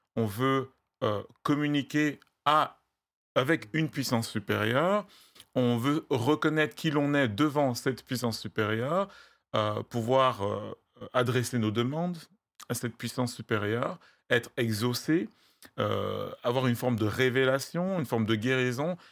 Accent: West, Cameroon; first language Bamum; French is a second language; je suis originaire du Cameroun. Je viens d'une, d'une région qui a eu sa langue depuis, depuis des siècles

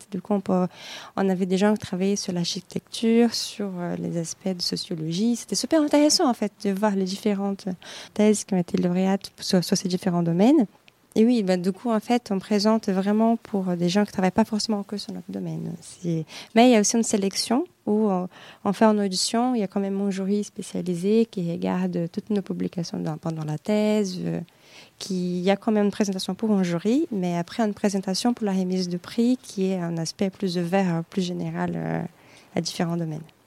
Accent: Brazil; French is a second language; moved away as an adult; also born or lived in Nancy, France / Germany; now in Paris, France; je suis brésilienne

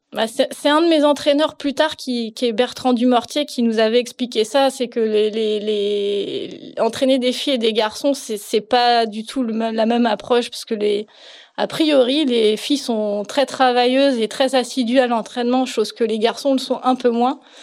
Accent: Plouguerneau, Brittany, France; je suis née à Plouguerneau, donc c'est un petit tout petit peu au nord de la Euh, mes parents étaient professeurs à Brest et du coup, on habitait à Plouguerneau quand je suis née

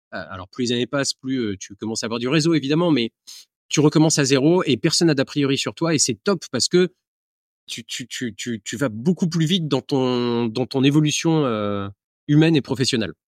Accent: Aix-en-Provence, Provence-Alpes-Côte d'Azur, France; moved away; also born or lived in Marrakech / Lyon / Shanghai; je suis originaire d'Aix-en-Provence

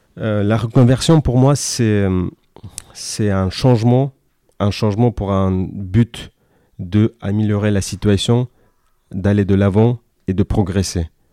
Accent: Kyrgyzstan; first language Kyrgyz; Russian; French is a second language; moved away as an adult; now in France; je suis né en Asie centrale. Le pays s'appelle le Kyrgyzstan, ex-Union soviétique, d'où je parle à la fois le kirghiz et le russe, donc bilingue. je suis venu en France fin 2011

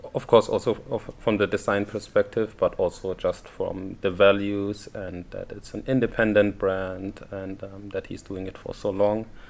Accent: Germany; moved away as an adult; now in Paris, France; I'm from Germany.

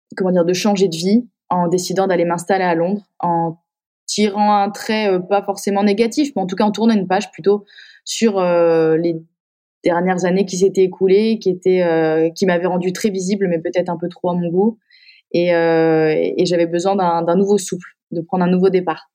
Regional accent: Épinal, Grand Est, France; moved away as an adult; also born or lived in Paris / Metz; Je viens d'Épinal

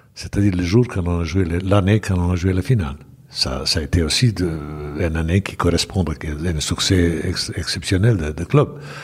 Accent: Bosnia & Herzegovina; French is a second language; moved away as an adult; also born or lived in Belgrade / Saint-Étienne; j'ai commencé ma carrière à, à bien sûr à, club village de, de Mossard, où je suis né

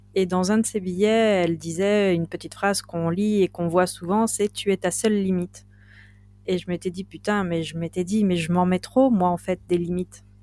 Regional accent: Binic, Brittany, France; on est vraiment chez moi, à Binic

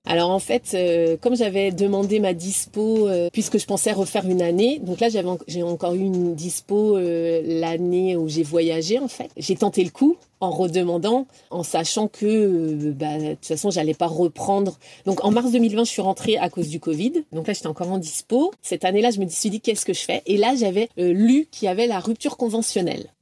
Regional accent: Brittany, France; moved away as an adult; also born or lived in Amiens / Paris / Qatar / United States; je suis bretonne

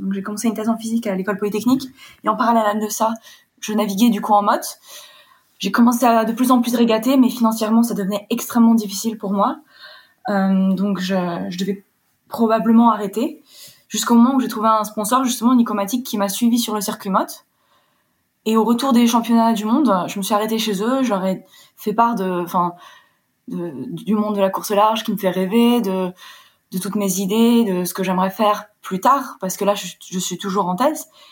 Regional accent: Warsaw, Masovian Voivodeship, Poland; moved away as an adult; also born or lived in London, United Kingdom; now in France; je suis originaire de Pologne, je suis franco-polonaise, j'ai passé mon bac là-bas. Je suis née là-bas et j'ai passé mon bac à Varsovie.

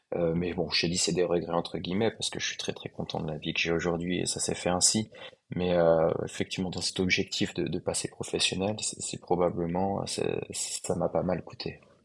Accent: France; moved away as an adult; also born or lived in United States; now in Shanghai, China; je suis français, j'ai 31 ans

